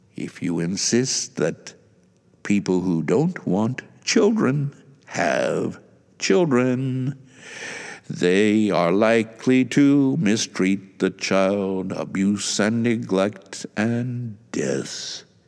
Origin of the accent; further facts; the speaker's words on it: United States; moved away; I don't live in the U S A, but I am an American